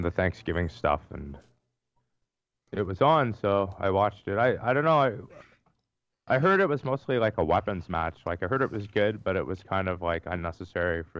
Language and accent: English; Canada; I'm Canadian